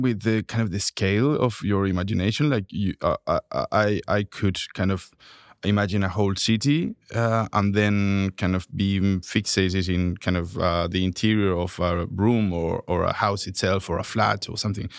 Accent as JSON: {"language": "English", "town": "Santiago", "region": "Santiago Metropolitan Region", "country": "Chile", "tie": "born or raised there", "moved": "as an adult", "said": "I grew up in Santiago, Chile"}